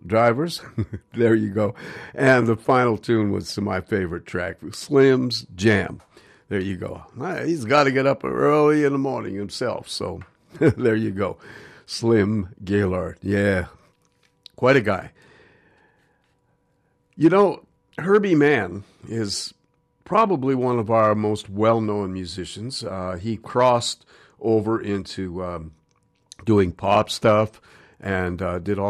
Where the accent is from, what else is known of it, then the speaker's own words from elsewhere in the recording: Montreal, Quebec, Canada; also born or lived in New York, United States; now in Vancouver, Canada; I grew up in Montreal in New York